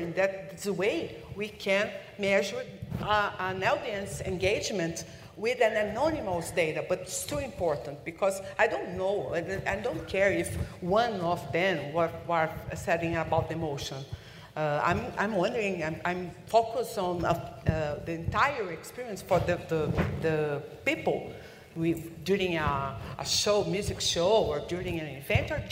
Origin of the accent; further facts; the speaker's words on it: Brazil; English is a second language; I'm a Brazilian and I'm English